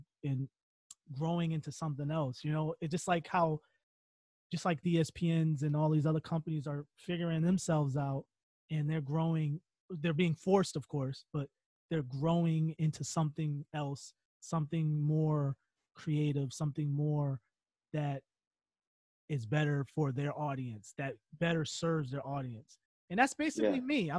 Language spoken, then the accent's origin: English; Connecticut, United States; We're two kids from Connecticut.